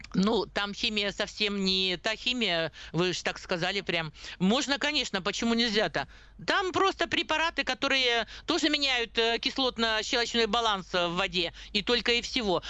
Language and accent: Russian; Siberia, Russia; даже мы с Сибиряки